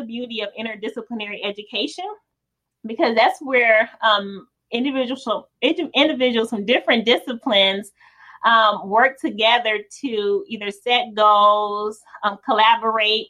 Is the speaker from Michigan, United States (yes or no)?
yes; Detroit, Michigan, United States; the folks that were in my neighborhood when I grew up in Detroit